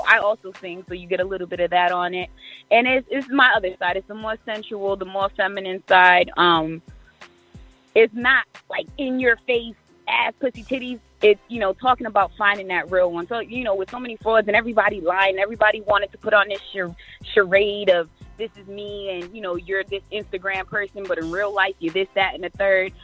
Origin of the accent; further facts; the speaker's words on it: Providence, Rhode Island, United States; now in Fayetteville, United States; I was raised um, for the majority of my life in Providence, Rhode Island